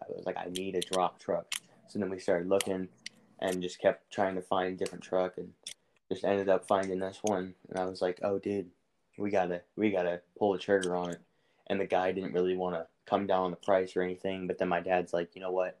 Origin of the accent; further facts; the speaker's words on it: Kansas, United States; now in Arizona, United States; I'm originally from Kansas. I'm hiding out in Arizona right now